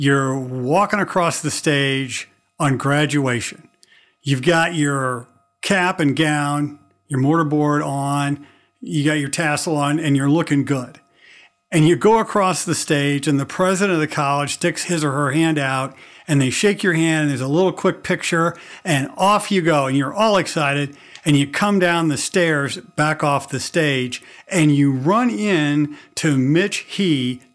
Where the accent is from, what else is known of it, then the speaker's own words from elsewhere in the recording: Missouri, United States; I'm from Missouri